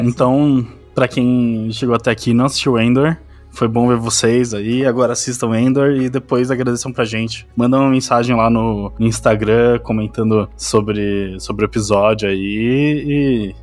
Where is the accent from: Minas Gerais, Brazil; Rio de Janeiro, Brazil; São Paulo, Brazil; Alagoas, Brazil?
São Paulo, Brazil; also born or lived in Diadema; Eu, eu é nasci em Diadema, mas eu vim me vendo inteira em São Paulo, tá ligado? Então minha cidade de Natal é São Paulo